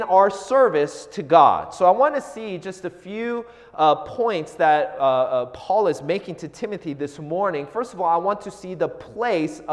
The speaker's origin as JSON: {"language": "English", "town": "Seattle", "region": "Washington", "country": "United States", "tie": "born or raised there", "said": "I grew up in the Seattle area"}